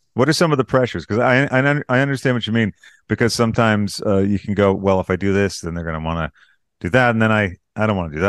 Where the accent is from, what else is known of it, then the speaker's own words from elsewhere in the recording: United States; I'm American